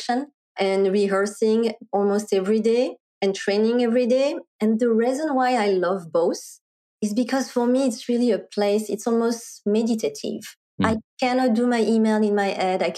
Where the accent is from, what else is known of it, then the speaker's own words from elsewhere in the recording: France; accent: French; English is a second language; moved away as an adult; also born or lived in Paris, France / Silicon Valley, United States; now in Bay Area, United States; I was originally born and raised in France